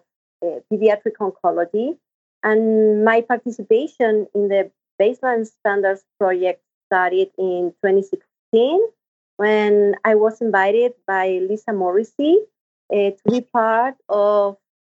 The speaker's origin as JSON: {"language": "English", "country": "Chile", "said": "I'm a nurse from Chile in South America."}